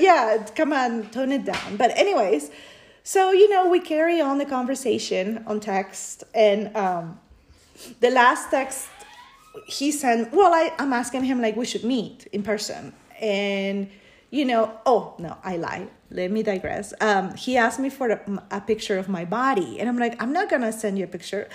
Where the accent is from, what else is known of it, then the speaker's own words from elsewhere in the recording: Peru; now in United States; I was born in Peru, but I've been living in the US since 1998.